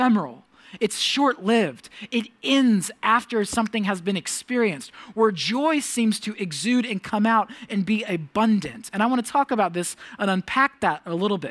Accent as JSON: {"language": "English", "country": "United States", "said": "the many gifts I've become accustomed to as an American"}